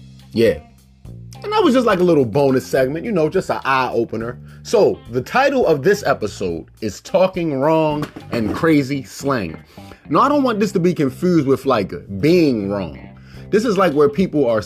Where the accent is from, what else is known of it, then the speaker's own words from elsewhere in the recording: Baltimore, Maryland, United States; I'm from Baltimore, Maryland